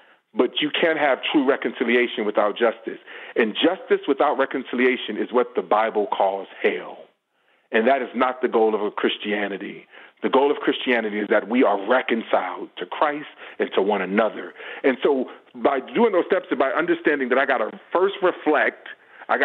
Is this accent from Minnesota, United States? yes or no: no; Los Angeles, California, United States; I grew up in Los Angeles area. I grew up around LAPD and all these things.